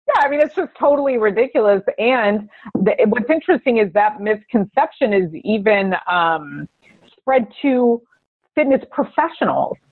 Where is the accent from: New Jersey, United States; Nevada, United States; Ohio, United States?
Nevada, United States; Las Vegas; I I was born in Vegas. I grew up in Las Vegas